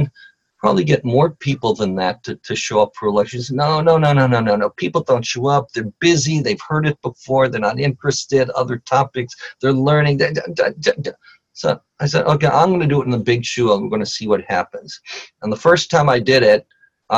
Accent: Los Angeles, California, United States; also born or lived in Nashville, Tennessee; I grew up here in Los Angeles.

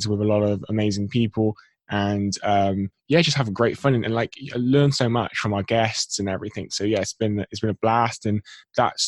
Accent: England, United Kingdom; I'm born and bred in England, 23 years of age.

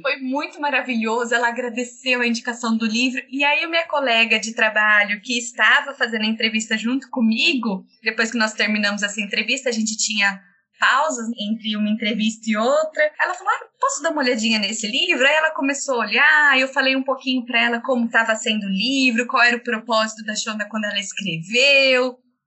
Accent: Campinas, São Paulo, Brazil; accent: caipira; sou de Campinas, interior de São Paulo

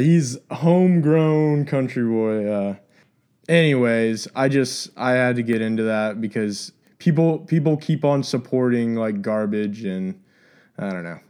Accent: Texas, United States; growing up in Texas

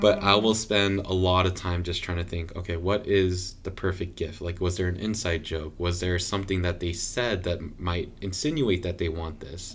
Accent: Southern California, United States; now in Portland, United States; we're from Southern California

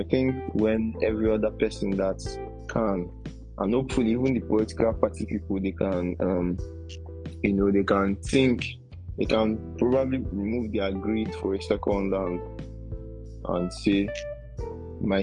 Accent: Nigeria; as Nigerian

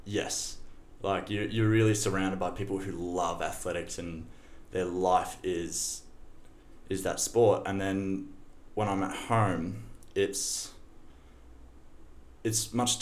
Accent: Shepparton, Victoria, Australia; moved away as an adult; also born or lived in Boston; Born and raised in Shepparton

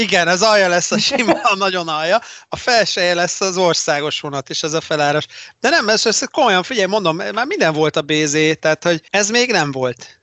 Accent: Debrecen, Hajdú-Bihar, Hungary; én ugye Debreceniként

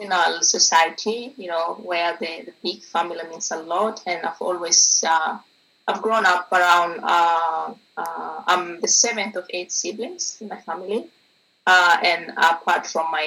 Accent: South Sudan; moved away as an adult; now in Bergen, Norway; I came from South Sudan

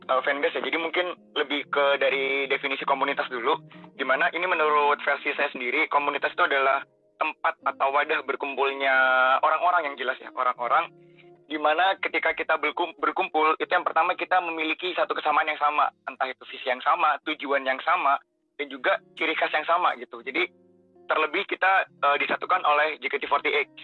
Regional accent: Jember, East Java, Indonesia; Asal ya, asal saya dari Jember.

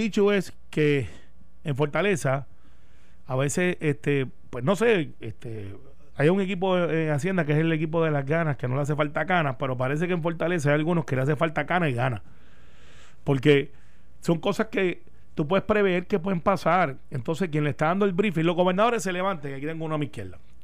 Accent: Puerto Rico; also born or lived in Daytona, Florida; yo siendo el único puertorriqueño allí, mm, también me discriminaban porque tenía acento

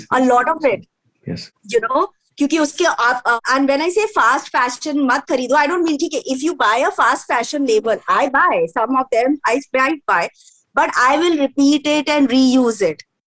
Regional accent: Jharkhand, India; हम लोग झारखंड से हैं

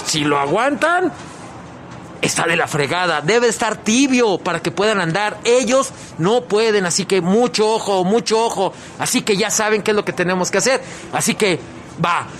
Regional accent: León, Guanajuato, Mexico; como leoneses, como mexicanos

